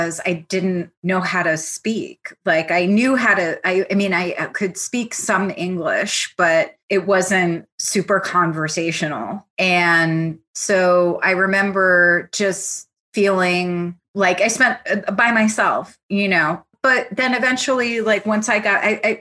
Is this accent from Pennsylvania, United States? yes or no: no; Hudson Valley, New York, United States; first language Italian; English is a second language; also born or lived in Milan, Italy; born in Milan, Italy. And so I was 5 years old when we came to the States, and I grew up in the Hudson Valley, which is about an hour and a half north of New York City.